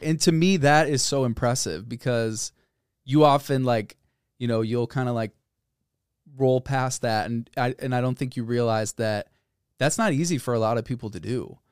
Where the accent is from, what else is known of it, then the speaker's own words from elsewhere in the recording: Northbrook, Illinois, United States; moved away as an adult; also born or lived in Boulder, Colorado; I grew up in Northbrook, which is a suburb of Chicago.